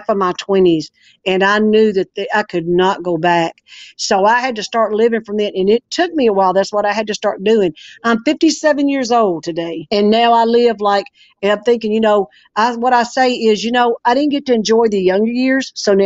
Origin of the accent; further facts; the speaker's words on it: Arkansas, United States; I was born and raised here in Arkansas